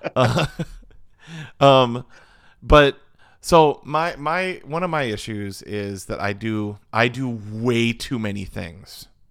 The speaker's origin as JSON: {"language": "English", "town": "Verona", "region": "Wisconsin", "country": "United States", "said": "we're from the Midwest"}